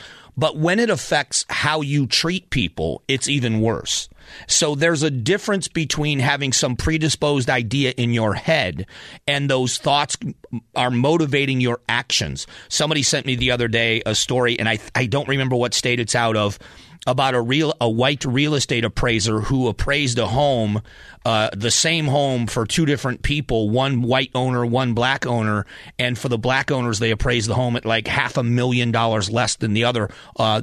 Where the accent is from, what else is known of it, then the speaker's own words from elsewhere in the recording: the South, United States; my days growing up in the South